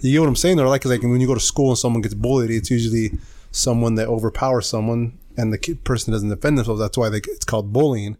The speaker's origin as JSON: {"language": "English", "region": "California", "country": "United States", "said": "we're from California"}